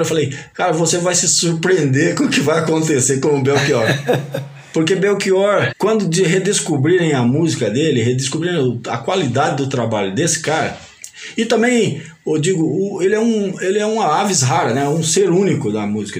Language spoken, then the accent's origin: Portuguese; northern Paraná, Brazil; also born or lived in Sumé, Paraíba; E daí foi lá que eu cresci, no norte do Paraná